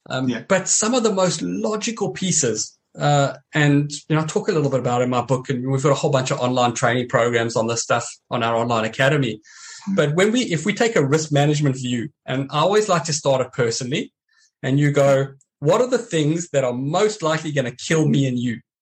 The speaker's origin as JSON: {"language": "English", "country": "South Africa", "tie": "born or raised there", "said": "growing up in South Africa and training the way I did"}